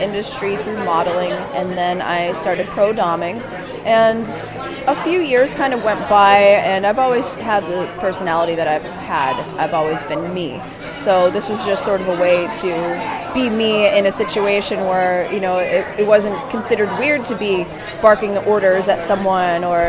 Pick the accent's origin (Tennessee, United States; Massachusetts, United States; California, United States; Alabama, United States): Massachusetts, United States; Boston; moved away as an adult; now in Providence, United States; I was born and raised in Boston originally